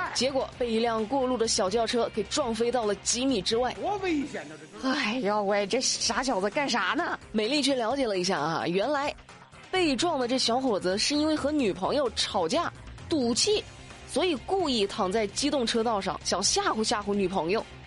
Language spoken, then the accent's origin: Chinese; Hunan, China; 作为一个湖南妹子